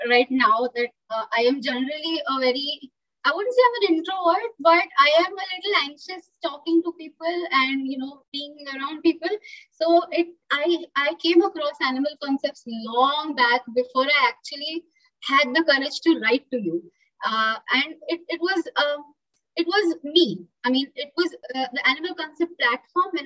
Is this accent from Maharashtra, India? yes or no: yes; Pune, Maharashtra, India; moved away as an adult; now in Goa, India; I am in Goa, uh, I am originally from uh, well India, the country, and uh, my state is Maharashtra, and I'm I was born in Pune, a city from Maharashtra. But lately, I have shifted to Goa uh, because I joined uh, uh, a zoo over here.